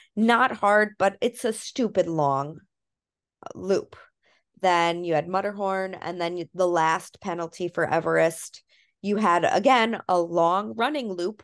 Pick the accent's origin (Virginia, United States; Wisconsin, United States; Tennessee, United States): Wisconsin, United States; I'm from Wisconsin